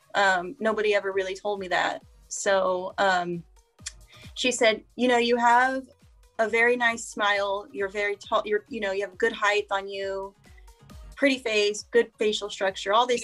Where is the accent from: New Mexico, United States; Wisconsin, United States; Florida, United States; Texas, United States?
Texas, United States; Corpus Christi; I'm from Corpus Christi, Texas, um, born and raised in this area my whole life